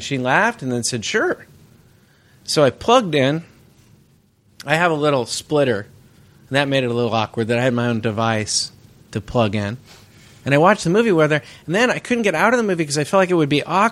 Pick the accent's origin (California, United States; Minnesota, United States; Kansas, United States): California, United States; Bay Area; I grew up in the Bay Area, which is the pre-recorded studio music capital of the world